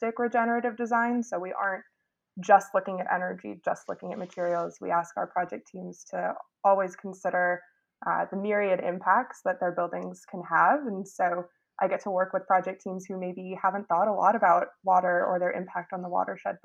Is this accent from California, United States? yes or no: no; Seattle, Washington, United States; moved away as an adult; now in New York, United States; I grew up in Seattle, actually, and went to Chief South High School